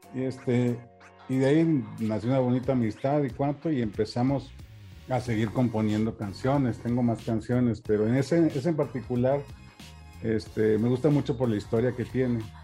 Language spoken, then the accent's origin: Spanish; Saltillo, Coahuila, Mexico; also born or lived in Acuña, Coahuila / Frontera, Coahuila; nací aquí en Saltillo en 1978